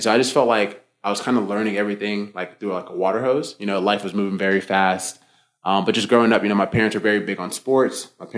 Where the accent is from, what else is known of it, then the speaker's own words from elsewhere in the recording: Tampa, Florida, United States; also born or lived in Boston, Massachusetts; I was born in the States. I was born in Boston, but I grew up mostly in Florida. But inside of my home was very Nigerian in terms of the culture